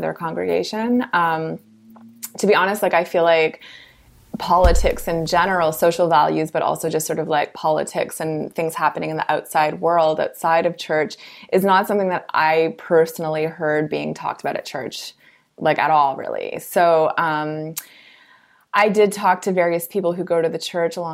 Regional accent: Toronto, Ontario, Canada; as a Canadian who's grown up and lived in Toronto my whole life

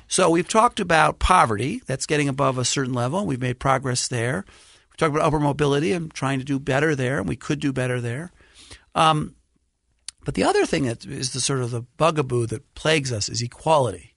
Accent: New York City, New York, United States; I grew up in Brooklyn, New York

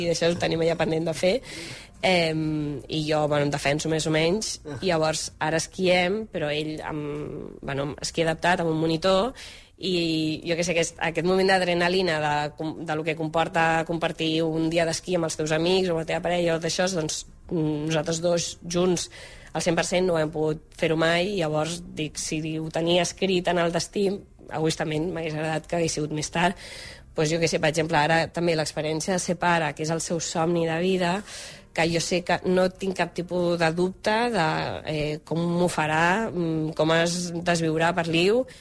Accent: Barcelona, Catalonia, Spain; els dos som de Barcelona, el Roger de la Berneda, jo d'aquí de Gràcia, de tota la vida

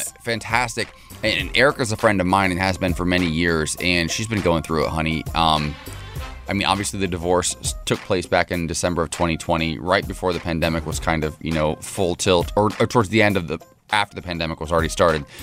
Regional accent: Ohio, United States; now in West Coast, United States; my home state of Ohio

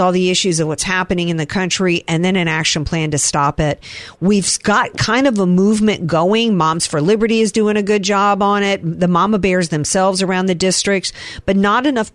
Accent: the South, United States; I grew up in the South

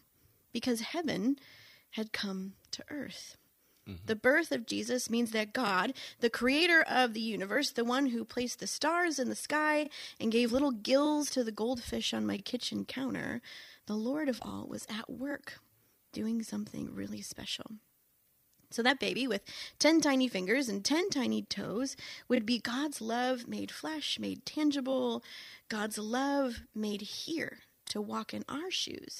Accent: St. Johns, Michigan, United States; now in Saugatuck, United States; I grew up in St. John's

